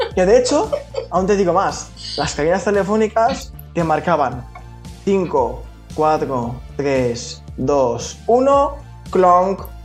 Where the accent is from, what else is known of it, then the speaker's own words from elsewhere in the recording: Valencia, Valencian Community, Spain; somos de Valencia, trabajaba en Valencia